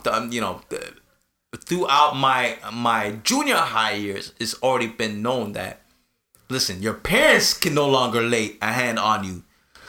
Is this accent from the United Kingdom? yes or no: no; Canada; also born or lived in Jamaica; I'm coming from Canada. A Canadian school system